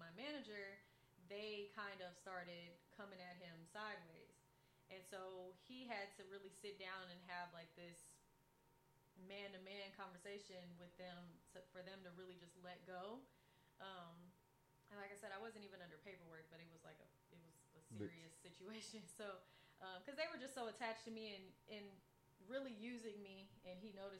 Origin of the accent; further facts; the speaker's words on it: Fort Worth, Texas, United States; moved away as an adult; also born or lived in Houston, Texas / Dallas, Texas; I'm originally from Fort Worth, Texas. So this is home for me.